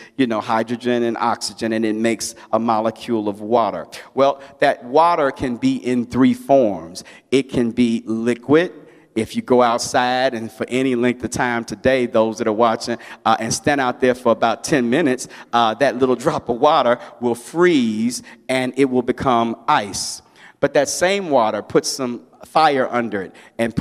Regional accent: Chicago, Illinois, United States; I grew up in a church that was a soul-winning church in Chicago

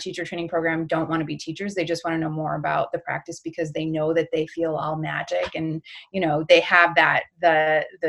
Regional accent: Birmingham, Michigan, United States; I grew up in outside of Detroit, in a small town called Birmingham, Michigan

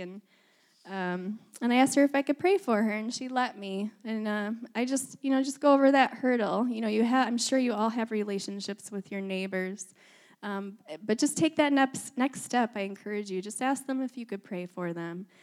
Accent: Michigan, United States; moved away as an adult; also born or lived in Ohio / Minnesota / Wisconsin; now in Northern California, United States; I was born in Ohio, grew up in Michigan

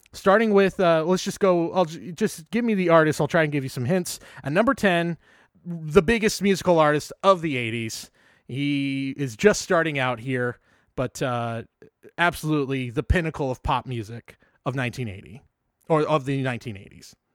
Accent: San Jose, California, United States

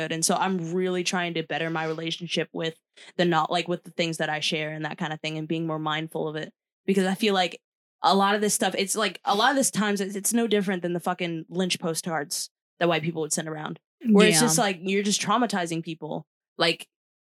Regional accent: United States; as an American

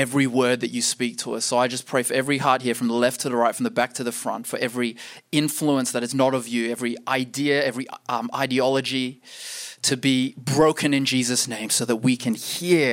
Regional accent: Perth, Western Australia, Australia; I'm born and raised in Perth

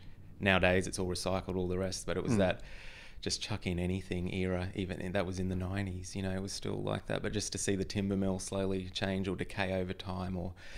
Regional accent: Queensland, Australia; I grew up in North Queensland, in a little town on the Atherton Tablelands.

